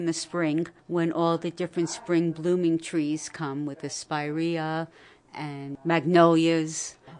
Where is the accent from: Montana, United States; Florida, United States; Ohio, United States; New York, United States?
New York, United States; Sullivan County Catskills; We moved up here when I was 18 months old, so I'm a native.